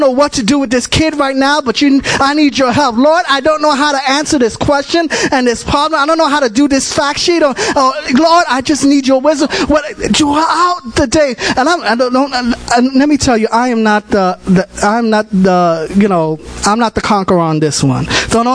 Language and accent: English; New York City, New York, United States; I'm from the Bronx. I'm born and raised.